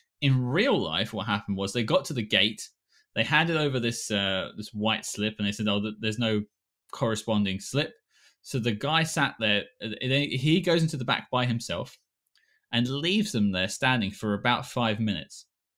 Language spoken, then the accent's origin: English; United Kingdom